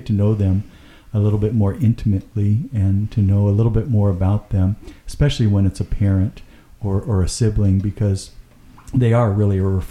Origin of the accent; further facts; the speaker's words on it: Marysville, United States; moved away; our street that we were raised on in Jeffrey Court